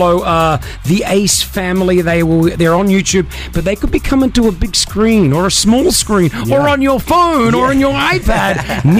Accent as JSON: {"language": "English", "country": "Australia", "also_born_or_lived": "Lebanon", "said": "Aussie. I'm Australian."}